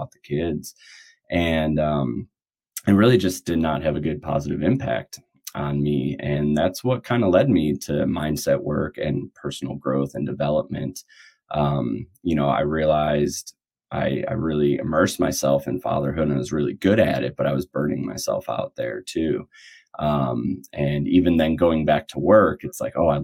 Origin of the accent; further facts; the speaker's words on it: outside Chicago, Illinois, United States; moved away as an adult; also born or lived in Wisconsin; now in Alaska, United States; I grew up outside Chicago, and I really loved growing up there.